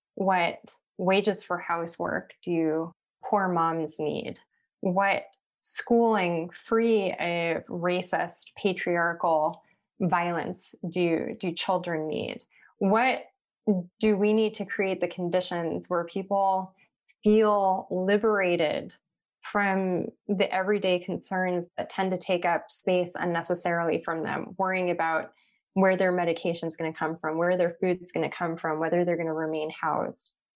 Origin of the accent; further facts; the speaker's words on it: Los Angeles, California, United States; growing up in Los Angeles